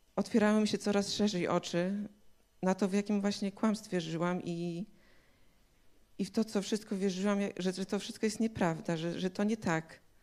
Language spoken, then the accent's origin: Polish; Białystok, Podlaskie Voivodeship, Poland; Jestem z Białego Stoku